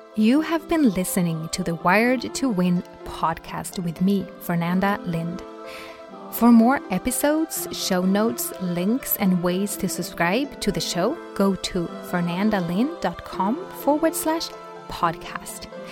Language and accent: English; Sweden; Sweden, for example, my home country